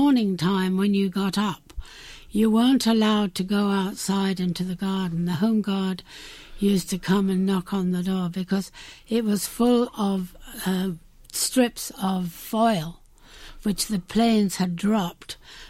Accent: Carshalton, South East England, United Kingdom; I was born in a place called Carshalton Beaches in Surrey.

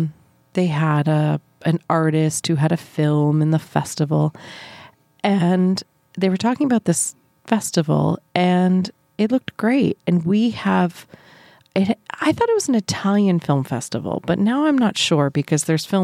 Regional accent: New Brunswick, Canada; now in Toronto, Canada; where I grew up in New Brunswick.

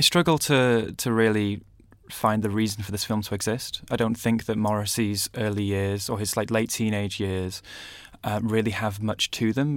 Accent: Manchester, North West England, United Kingdom; I grew up in Manchester as well

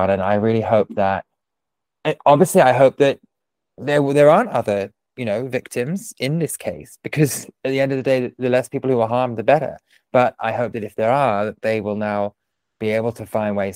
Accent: United Kingdom; we've been like you know injured, but we won't tell anyone because we're so British.

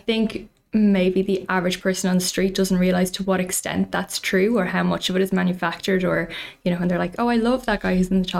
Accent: Maynooth, Leinster, Ireland; I'm from Maynooth

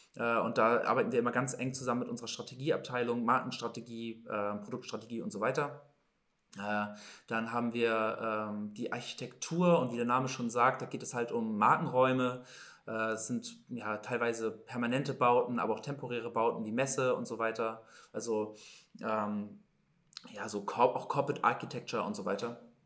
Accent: Hamburg, Germany; Ich bin Hamburger Jung. Ich bin nie groß weggekommen, tatsächlich, außer mal für vielleicht auch mal längere Reisen. Aber mein kompletter Werdegang ist eigentlich in Hamburg.

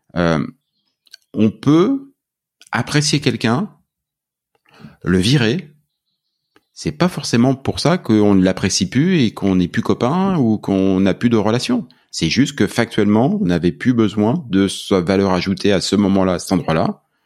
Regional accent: France; accent: French; now in Canada; mon accent français

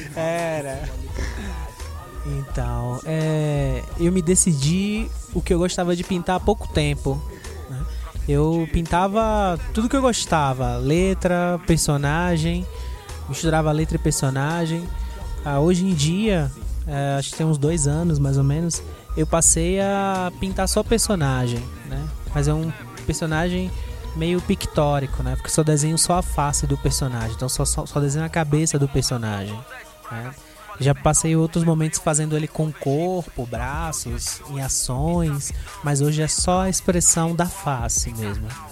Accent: Salvador, Bahia, Brazil; Eu sou de Salvador, Bahia, Brasil.

